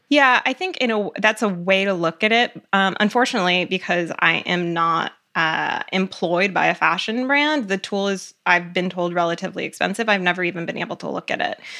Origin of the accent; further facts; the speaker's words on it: Cleveland, Ohio, United States; also born or lived in Connecticut; I grew up mainly in Cleveland, Ohio